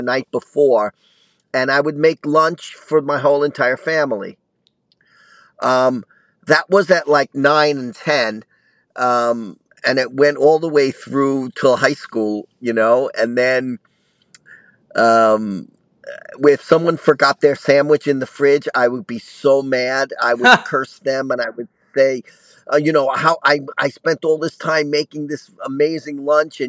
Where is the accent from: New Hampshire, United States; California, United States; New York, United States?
New York, United States; New York City; I grew up in Brooklyn